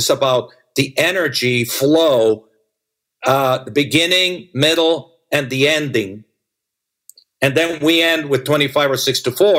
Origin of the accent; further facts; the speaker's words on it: Las Vegas, Nevada, United States; I grew up with dancers in Las Vegas